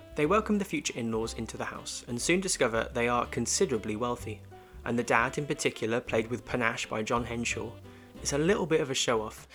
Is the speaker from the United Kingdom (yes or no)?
yes; United Kingdom; I got a fellow Brit